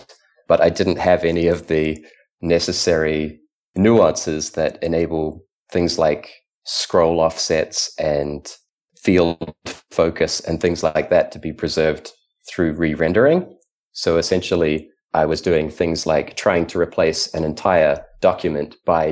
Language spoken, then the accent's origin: English; New Zealand; I grew up in New Zealand